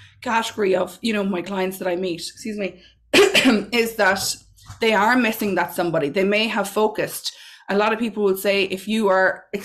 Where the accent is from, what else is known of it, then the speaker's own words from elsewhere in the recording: Mullingar, Westmeath, Ireland; So I'm from Mullingar. I grew up in Mullingar.